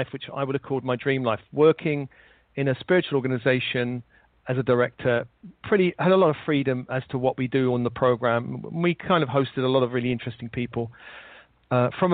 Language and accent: English; London, United Kingdom; I was born in London in the late 50s